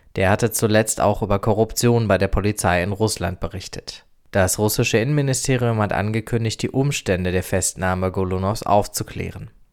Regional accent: Germany; Bei uns in Deutschland

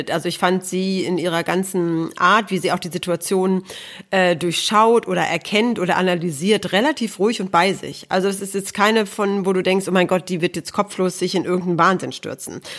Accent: Aalen, Baden-Württemberg, Germany; born there; ich bin geboren in Aalen.

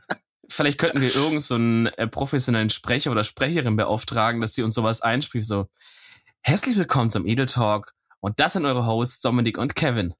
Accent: Germany; ich bin halt ein Deutscher

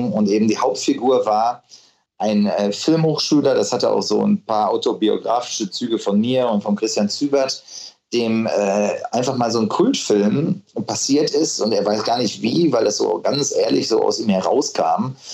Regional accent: Unna, North Rhine-Westphalia, Germany; ich bin dann irgendwann in meiner Heimatstadt Unna gewesen und äh, bin dann so gejoggt.

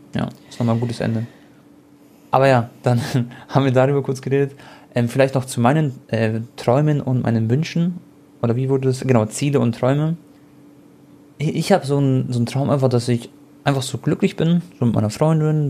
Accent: Germany; ich bin Deutscher, Deutsch-Kroate

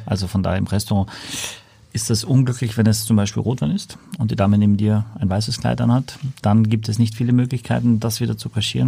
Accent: Austria; ich als Ösi

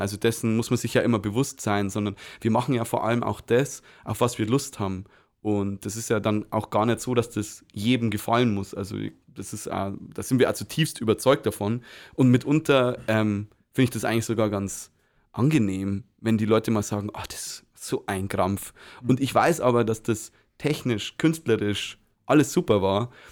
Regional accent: Micheldorf, Bavaria, Germany; now in Weiden, Germany; Ich bin aus Micheldorf und ähm, grundsätzlich, äh, ursprünglich.

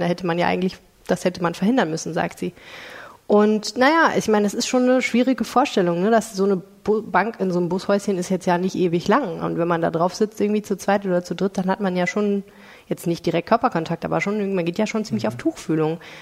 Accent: Stendal, Saxony-Anhalt, Germany; now in Düsseldorf, Germany; in Stender Sachsen-Anhalt

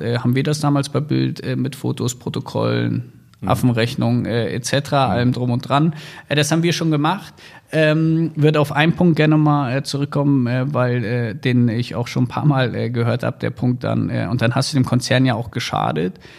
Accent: Wolfsburg, Lower Saxony, Germany; moved away as an adult; also born or lived in Hamburg; ich bin ja in Wolfsburg groß geworden

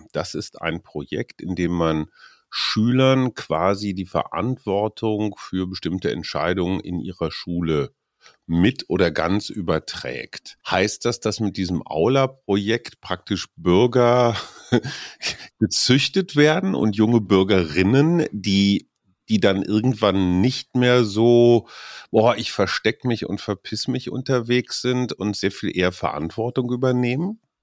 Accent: Münster, North Rhine-Westphalia, Germany; nach Münster in meiner Heimatstadt

